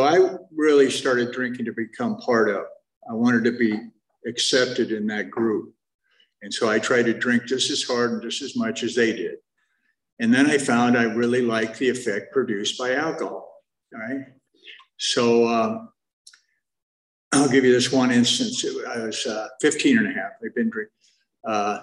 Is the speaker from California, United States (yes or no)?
yes; Topanga, California, United States; also born or lived in Santa Monica; raised in Topanga Canyon